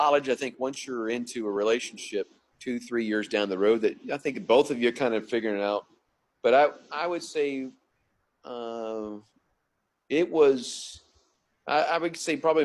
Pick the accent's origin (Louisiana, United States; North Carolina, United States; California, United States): North Carolina, United States; Montreat; moved away as an adult; also born or lived in Atlanta, Georgia / Guelph, Ontario, Canada; Yeah, I grew up in Montreat. I call Montreat, North Carolina, home